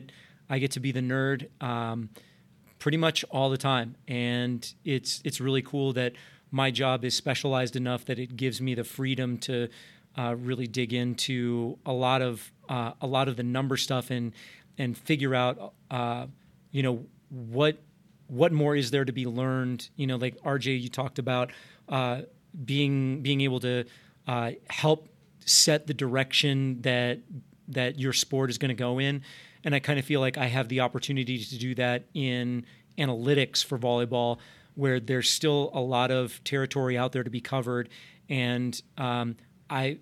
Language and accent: English; Arizona, United States; moved away; I grew up in Arizona, went to the University of Arizona